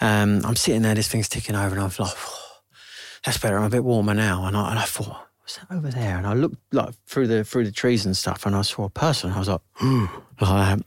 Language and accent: English; Sittingbourne, South East England, United Kingdom; also born or lived in London; I was born here in London, um, and at six weeks old, I moved down to Sittingbourne with my parents